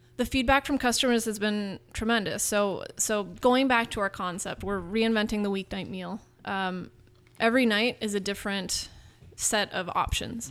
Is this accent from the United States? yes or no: yes; Marin, California, United States; growing up in Marin